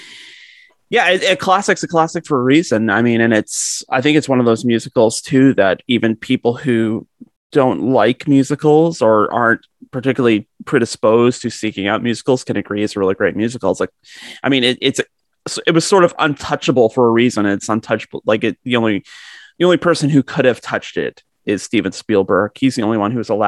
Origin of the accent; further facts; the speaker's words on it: Georgetown, Ontario, Canada; my hometown of Georgetown, Ontario